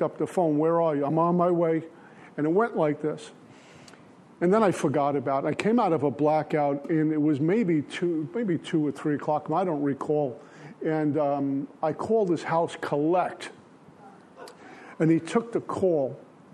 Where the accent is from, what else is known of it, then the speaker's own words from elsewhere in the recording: New York City, New York, United States; also born or lived in Minnesota; I grew up in Brooklyn